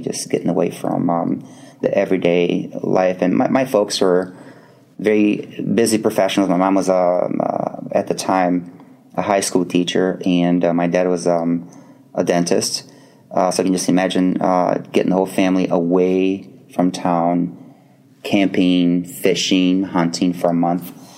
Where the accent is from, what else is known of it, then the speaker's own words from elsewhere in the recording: Brazil; moved away as an adult; almost 18 years of my life uh, growing up in Brazil